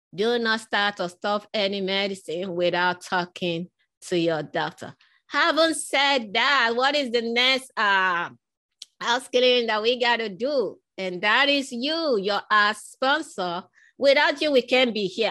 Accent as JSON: {"language": "English", "region": "Lagos", "country": "Nigeria", "tie": "born or raised there", "moved": "yes", "said": "I was born in West Africa, in Nigeria, in Lagos"}